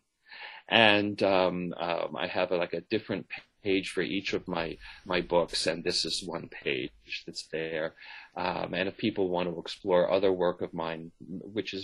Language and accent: English; United States; first language English